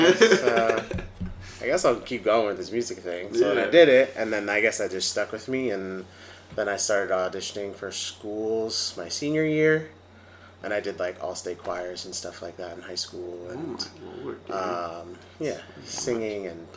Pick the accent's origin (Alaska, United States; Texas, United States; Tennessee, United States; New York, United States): New York, United States; Long Island; I grew up on Long Island, and I did music and stuff there.